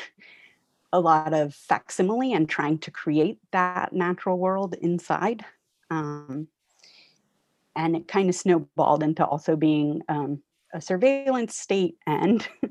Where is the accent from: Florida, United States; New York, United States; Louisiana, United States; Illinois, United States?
Florida, United States; moved away; I'm originally from Florida. I grew up not very far from Disney World.